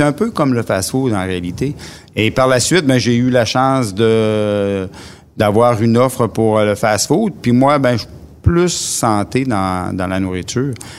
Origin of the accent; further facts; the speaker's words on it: Matane, Quebec, Canada; je viens de Matane. je suis euh, quelqu'un qui a toujours resté à Matane